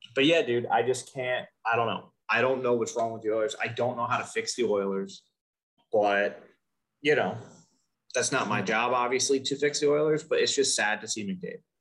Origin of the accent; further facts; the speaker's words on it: United States; we're American